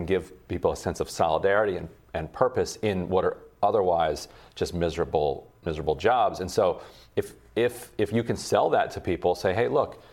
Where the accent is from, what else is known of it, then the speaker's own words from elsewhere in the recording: Allentown, Pennsylvania, United States; I was born in Allentown